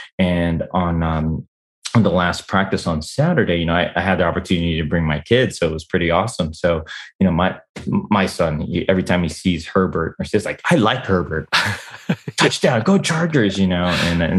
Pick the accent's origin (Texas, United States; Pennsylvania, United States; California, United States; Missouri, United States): California, United States; San Diego; moved away as an adult; now in Japan; So I moved to Japan 2006. A couple of guys, like, you know, they knew I came from San Diego.